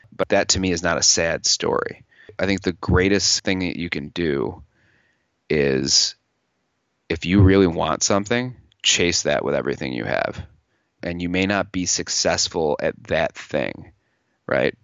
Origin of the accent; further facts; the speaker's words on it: New York, United States; also born or lived in Los Angeles; I'm from New York